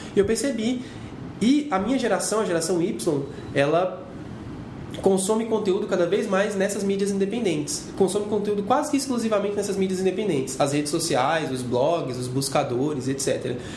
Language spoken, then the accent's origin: Portuguese; Gama, Federal District, Brazil; eu sou de uma cidade chamada Gama, sou do Gama, no Distrito Federal, e é uma cidade que fica 44 quilômetros de Brasília